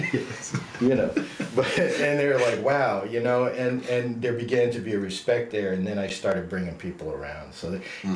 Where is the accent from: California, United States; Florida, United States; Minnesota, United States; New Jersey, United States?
New Jersey, United States; I grew up in New Jersey, so I'm an American